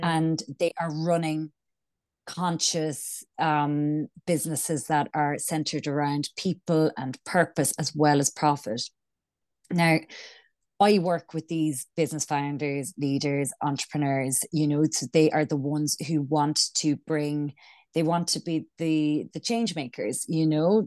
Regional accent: Ireland; accent: Irish; moved away; also born or lived in London; I'm Irish, as you can probably tell from my accent

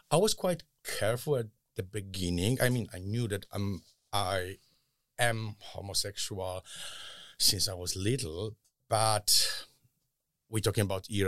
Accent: Poland; moved away; Yes, I grew up in Poland. In mm, I was born in mid seventies, in a very rural area where Catholic Church was the biggest uh, authority

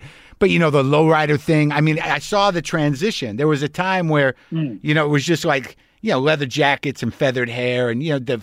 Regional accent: Albuquerque, New Mexico, United States; moved away; also born or lived in New York City; I grew up in Albuquerque

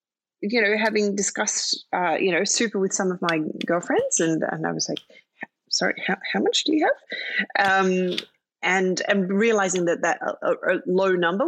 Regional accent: London, United Kingdom; born there; also born or lived in Philippines / Australia; So I was born in London. And spent, I think, 4 years there, and then spent 4 years in the Philippines, and then moved to Australia.

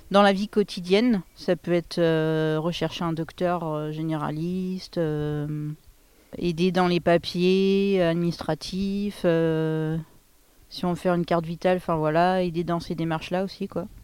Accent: Pays de la Loire, France; bon, en plus je venais pas d'ici, je venais du Maine-et-Loire. donc tout était nouveau.

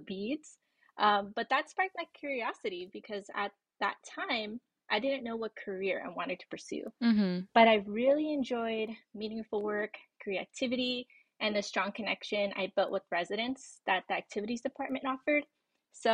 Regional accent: Victorville, California, United States; moved away as an adult; also born or lived in San Marcos, California; now in Los Angeles, United States; I'm originally from Victorville, California

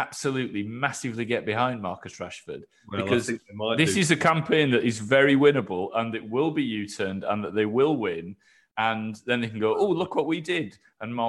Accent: Yorkshire and the Humber, United Kingdom; I grew up in West Yorkshire

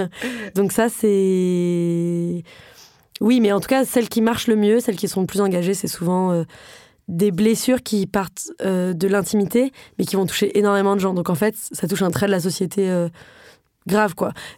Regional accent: Paris, Île-de-France, France; J'ai grandi à Paris, j'ai fait des études euh, très privilégié

